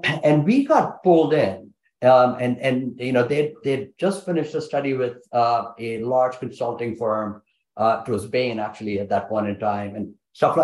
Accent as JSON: {"language": "English", "country": "India", "said": "I'm Indian, man. We got big families"}